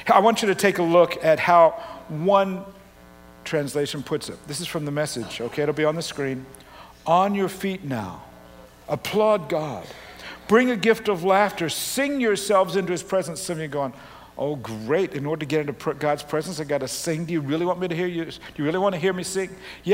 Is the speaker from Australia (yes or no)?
yes; Australia; moved away; also born or lived in Canada; Having grown up in Australia and Canada, you know, particularly as a kid in Australia